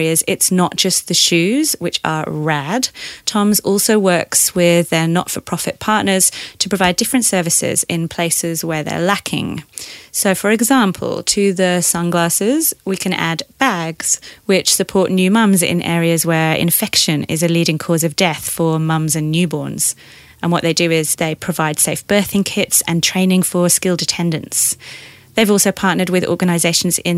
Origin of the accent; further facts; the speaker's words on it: Leeds, Yorkshire and the Humber, United Kingdom; now in Australia; I'm from Leeds